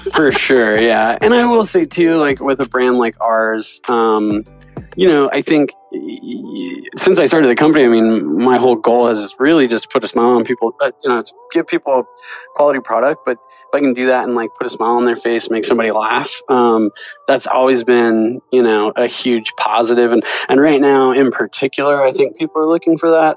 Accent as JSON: {"language": "English", "town": "San Luis Obispo", "region": "California", "country": "United States", "tie": "born or raised there", "said": "I grew up in Central California. I grew up in San Luis Obispo"}